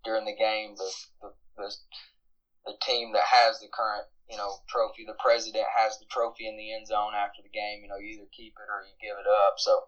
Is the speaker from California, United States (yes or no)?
no; Harlan, Kentucky, United States; I grew up in Harlan, Kentucky, which is just a small rural county in eastern Kentucky